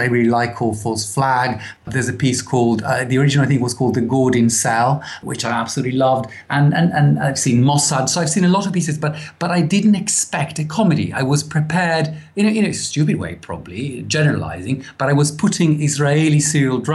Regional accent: Italy; moved away as an adult; now in United Kingdom; I was raised in Italy for the first 20-something years of my life

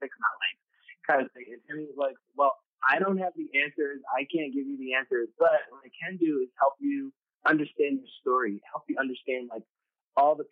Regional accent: New York City, New York, United States; growing up in New York City

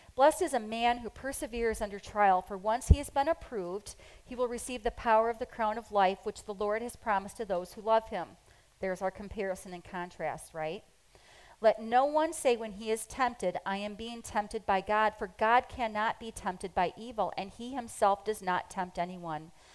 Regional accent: United States; we're so American. I mean, we are really um, American

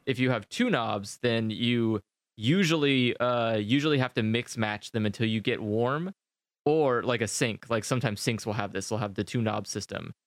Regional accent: United States; moved away; as an American

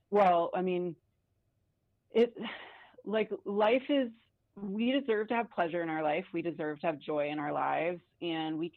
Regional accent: Atlanta, Georgia, United States; now in Bend, United States; So I grew up in Atlanta, and I moved here in 1997

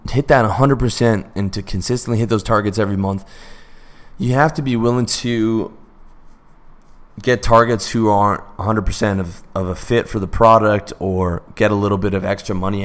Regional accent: Canada; I'm Canadian

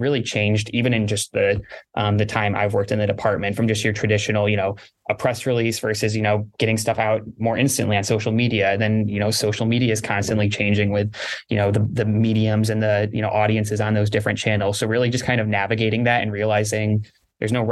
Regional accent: Grand Rapids, Michigan, United States; moved away; I grew up in Grand Rapids, Michigan

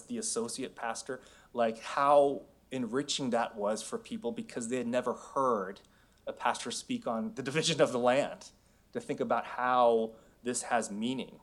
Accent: San Francisco, California, United States; moved away as an adult; also born or lived in Los Angeles / Seoul, Korea; now in Oregon, United States; I was born and raised in San Francisco

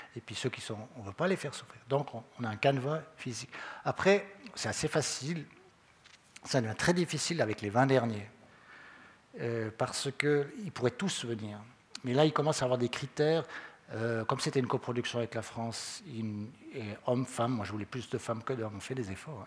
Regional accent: Vaud, Switzerland; on est trop de Vaudois

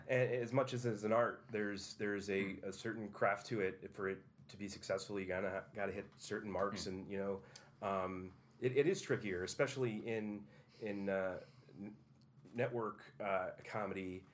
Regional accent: Utica, New York, United States; I grew up on Proctor Boulevard

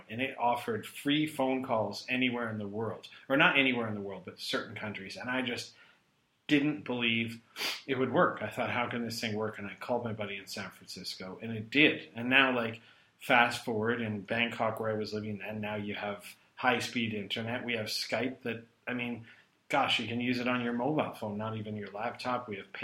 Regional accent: Calgary, Alberta, Canada; now in Kuala Lumpur, Malaysia; Alberta's my home. I'm originally from Calgary.

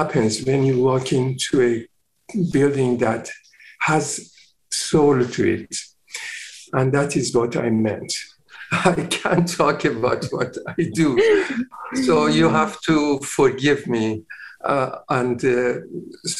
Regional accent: Iran; moved away as an adult; also born or lived in London; now in Vancouver, Canada; I was born in Iran, and I started my practice when I was 24 years old

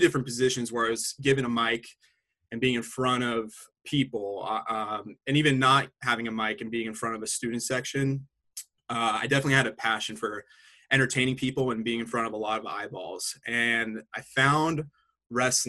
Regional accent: Ventura, California, United States; moved away as an adult; also born or lived in Los Angeles; it's only an hour away from my hometown of Ventura, being in LA, it's a completely different animal from growing up in a little beach town

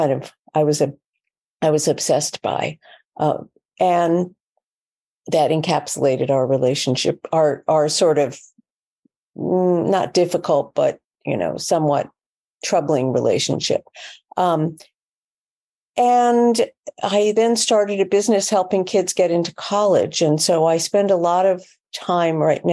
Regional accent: New York City, New York, United States; I'm a New Yorker

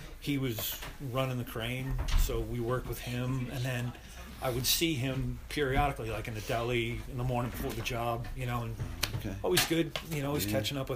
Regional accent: Massapequa, New York, United States; also born or lived in Colorado; there's a clothing company that was based in my hometown in Massapequa

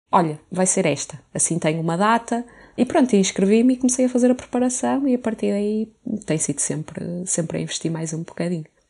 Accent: Porto, Norte, Portugal; now in Lisbon, Portugal; sou do Porto

